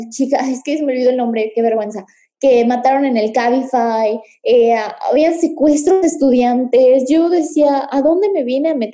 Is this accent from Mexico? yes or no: yes; Mérida, Yucatán, Mexico; moved away as an adult; also born or lived in Puebla; soy de Mérida, la verdad.